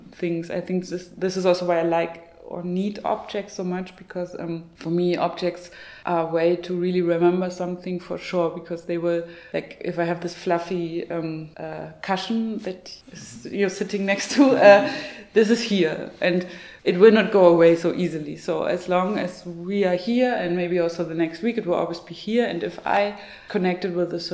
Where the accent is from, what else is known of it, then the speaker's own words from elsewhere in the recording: Zwickau, Saxony, Germany; my hometown of Zwickau